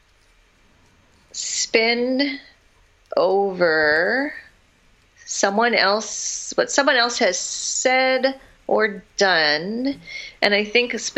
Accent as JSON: {"language": "English", "region": "Southern California", "country": "United States", "tie": "born or raised there", "also_born_or_lived": "Massachusetts", "said": "We moved to California when I was about 4. And we lived in a couple of different houses in this city in Southern California"}